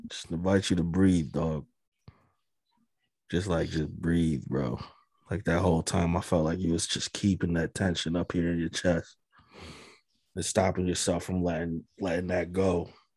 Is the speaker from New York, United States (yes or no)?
no; Amherst, Massachusetts, United States; moved away as an adult; also born or lived in Boston; when I was moving away from Amherst, from my hometown